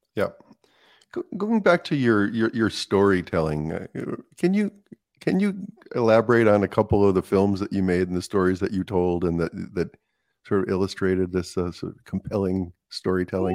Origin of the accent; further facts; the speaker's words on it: East Coast, United States; I grew up in the East Coast